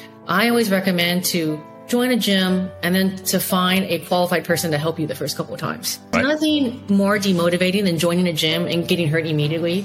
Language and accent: English; Silicon Valley, California, United States; I'm an American-born Taiwanese, child of Taiwanese immigrants in Silicon Valley